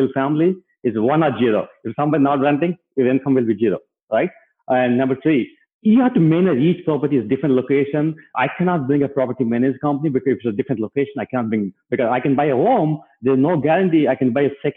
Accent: India; moved away as an adult; now in United States; myself and my wife came to US in 2004. We grew up in India

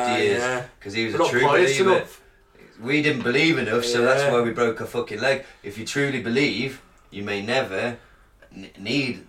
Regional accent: Wales, United Kingdom; I'm Welsh

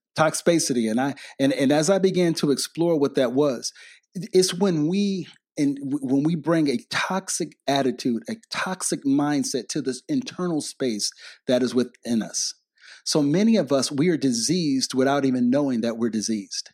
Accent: Detroit, Michigan, United States; I grew up in Detroit, Michigan

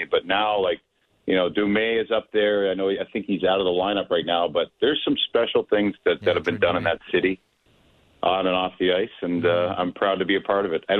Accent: Yarmouth, Nova Scotia, Canada; I grew up in Yarmouth, Nova Scotia, which is 3.5 hours south. It's a small lobster fishing community.

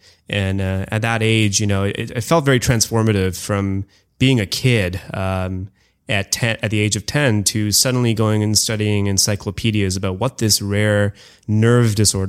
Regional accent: India; also born or lived in Canada; So most of my life, I grew up in India and I spent about ages 1 through 4 in Canada. I went back to India and kind of did sort of the baseball diamond of India in terms of growing up in Calcutta, Delhi, Bombay, and Bangalore.

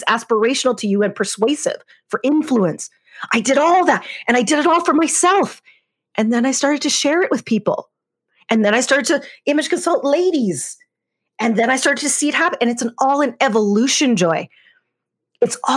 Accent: Canada; I grew up in Canada, which is where I am now.

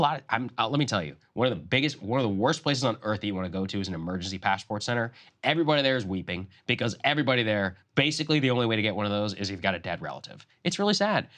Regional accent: Texas, United States; I grew up in Texas

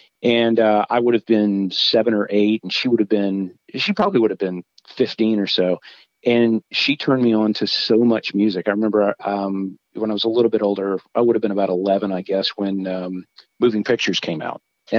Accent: Marietta, Georgia, United States; moved away as an adult; also born or lived in Nashville, Tennessee; I grew up in just outside of Atlanta, Georgia, just north in a town called Marietta.

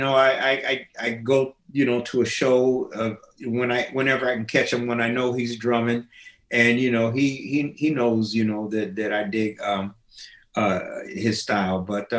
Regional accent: Minneapolis, Minnesota, United States; also born or lived in Springfield, Illinois; My preteen life, you know, in Minnesota was, I pretty much lived in the don't go to areas.

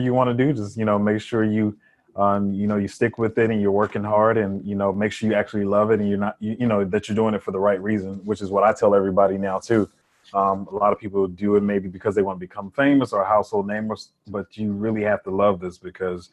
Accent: Columbus, Georgia, United States; also born or lived in Miami, Florida; now in Atlanta, United States; I was born in Miami, Florida. My father passed away when I was a baby, and my mother moved to Georgia. And I'd spent most of my life here. I was in Columbus, Georgia for a while, and then I moved to Atlanta

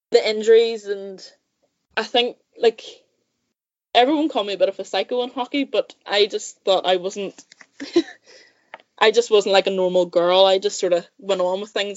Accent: Saintfield, Northern Ireland, United Kingdom; I grew up in Sainfield, about half an hour from Belfast. In County Down.

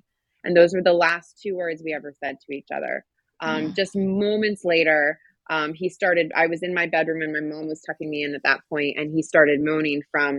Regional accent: Schweinfurt, Bavaria, Germany; born there; also born or lived in California / Washington, D.C.; I grew up in a military family, very proud military family. I was born in Schweinfurt, Germany. We lived in California. Ended up in DC

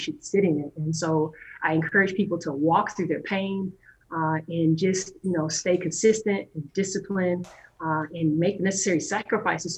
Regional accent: Madison, Wisconsin, United States; I am from Madison, Wisconsin.

